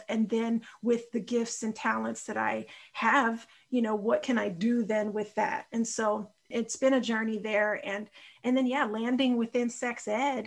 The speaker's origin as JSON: {"language": "English", "town": "Austin", "region": "Texas", "country": "United States", "tie": "born or raised there", "also_born_or_lived": "Chicago, Illinois / Houston, Texas", "said": "I live in Austin, Texas, born in Chicago, and my heart is in Chicago, is how I always feel it and frame it. And I grew up in Austin"}